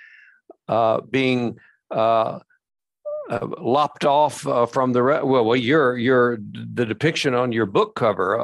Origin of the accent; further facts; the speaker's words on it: Glasgow, Kentucky, United States; growing up in Barron County